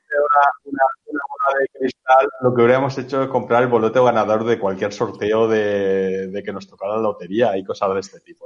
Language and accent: Spanish; Spain; somos mediterráneos y latinos, o sea, lo tenemos todo, ¿vale? en, aquí en España